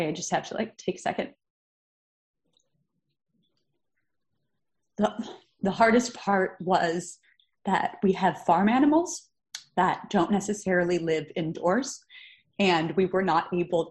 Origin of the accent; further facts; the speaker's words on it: Chicago, Illinois, United States; also born or lived in New York; now in California, United States; I'm originally from Chicago, lived in New York for over a decade